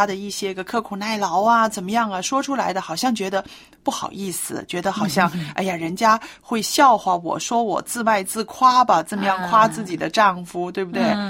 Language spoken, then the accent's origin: Chinese; China; 因为我们中国人哈，长久以来呢，就是非常的含蓄，